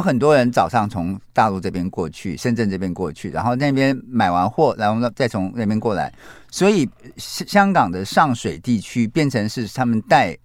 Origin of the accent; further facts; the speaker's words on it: Taiwan; 我们台湾人